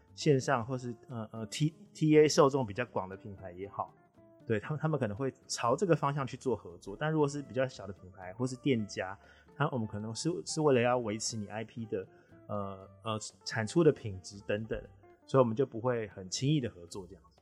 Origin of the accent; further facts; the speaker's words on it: Taipei, Taiwan; 我一直都是台北人